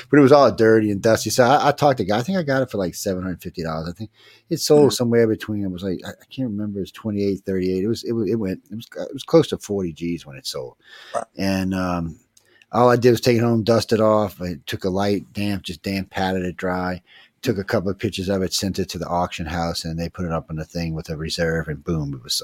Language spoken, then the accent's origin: English; New Orleans, Louisiana, United States; growing up in New Orleans